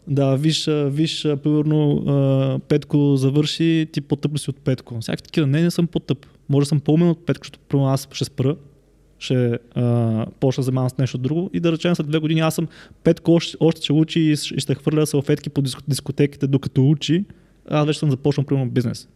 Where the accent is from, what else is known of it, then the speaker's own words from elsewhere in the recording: Yambol, Yambol Province, Bulgaria; Аз съм от Ямбол